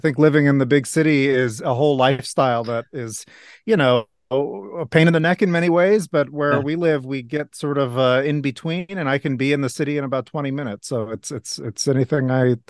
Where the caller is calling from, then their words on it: Hoboken, New Jersey, United States; I'm in Hoboken, New Jersey, so just across the water from New York City.